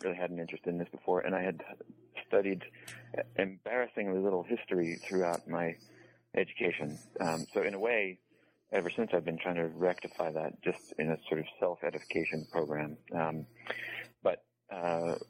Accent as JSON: {"language": "English", "region": "New England", "country": "United States", "tie": "born or raised there", "said": "I grew up in New England, roughly speaking"}